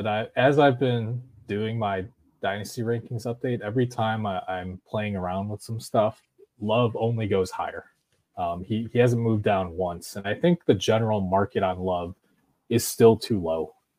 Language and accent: English; Chicago, Illinois, United States; I will say, as a Chicagoan who has watched quite a bit of the Packers as well over the last few years